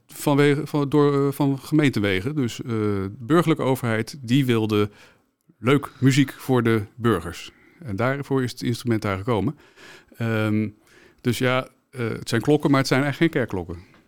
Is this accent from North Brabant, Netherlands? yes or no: no; The Hague, South Holland, Netherlands; ik kom zelf uit Den Haag